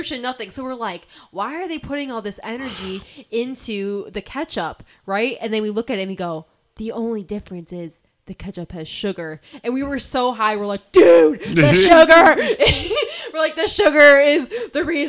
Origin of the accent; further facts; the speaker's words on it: Rochester, United States; moved away; we went to Rochester, which is like my hometown